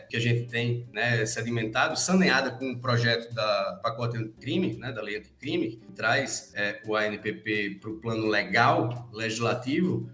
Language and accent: Portuguese; Rio Grande do Norte, Brazil; now in Rio Grande do Sul, Brazil; Eu tô, eu tô no Rio Grande do Sul, mas eu sou do Rio Grande do Norte